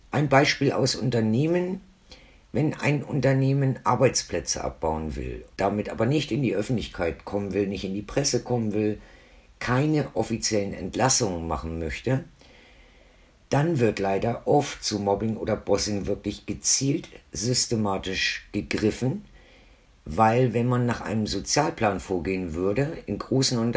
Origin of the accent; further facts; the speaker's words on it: Hamburg area, Germany; born there; now in Franconia, Germany; ich bin ja ursprünglich auch aus dem Norden. Also ich bin ursprünglich geboren in der Nähe von Hamburg, wohne aber jetzt schon seit 1979 hier im schönen Franken.